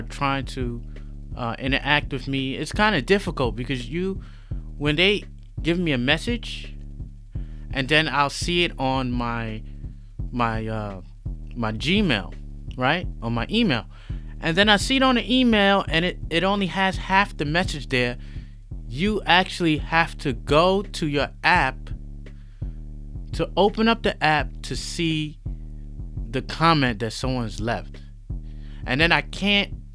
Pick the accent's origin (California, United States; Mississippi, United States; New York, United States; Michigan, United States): New York, United States; New York City; moved away as an adult; now in Shanghai, China; I'm a New Yorker. I'm from New York City.